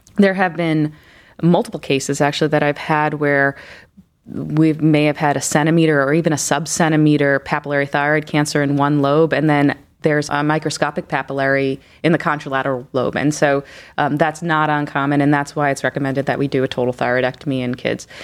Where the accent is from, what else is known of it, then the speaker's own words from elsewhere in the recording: New York, United States; moved away as an adult; also born or lived in Philadelphia / Houston; now in Cleveland, United States; I'm actually originally from New York